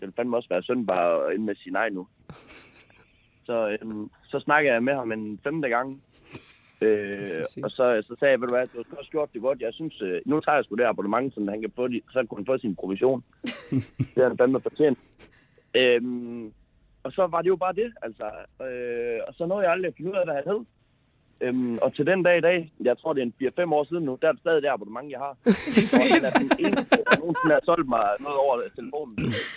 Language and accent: Danish; Aalborg, North Denmark Region, Denmark; Jeg er fra Aalborg